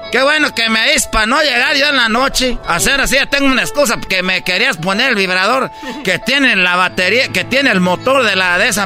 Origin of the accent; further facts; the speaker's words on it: Jiquilpan, Michoacán, Mexico; cerquita de mi pueblo, Jiquilpan.